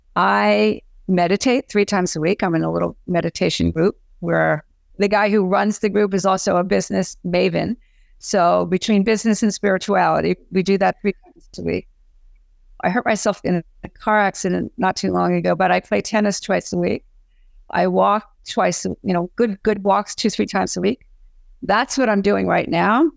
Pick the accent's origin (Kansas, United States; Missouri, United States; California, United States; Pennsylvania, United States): Pennsylvania, United States; Philadelphia; I lived, I grew up in Philadelphia, and so I knew how to dance.